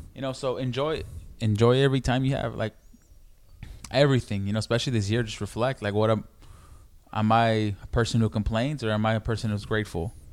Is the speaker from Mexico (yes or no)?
yes; Mexico City, Mexico; where I'm from, I'm from Mexico City, in DF